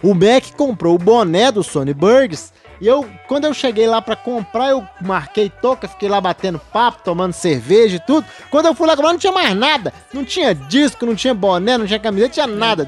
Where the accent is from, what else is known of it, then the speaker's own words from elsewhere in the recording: Brazil; como um brasileiro que não sabe falar inglês não, direito.